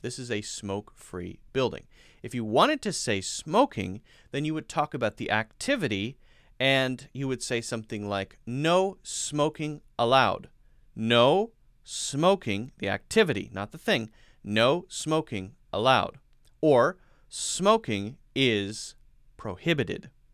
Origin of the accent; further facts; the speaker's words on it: United States; I'm an American English teacher.